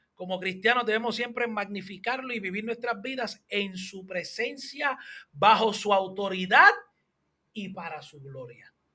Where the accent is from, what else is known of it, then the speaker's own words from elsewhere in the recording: Hatillo, Puerto Rico; yo soy de Adillo.